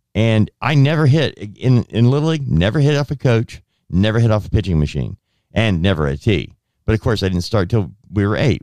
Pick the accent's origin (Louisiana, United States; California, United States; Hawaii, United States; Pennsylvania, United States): California, United States; Southern; I grew up in Southern California where we walked to school.